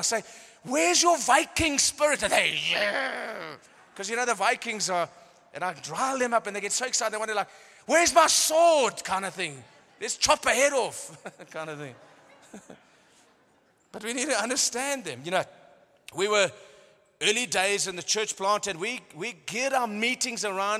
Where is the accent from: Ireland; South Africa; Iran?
South Africa; Cape Town, Western Cape; born there; I've just come from Cape Town. It's like, I was born in Cape Town.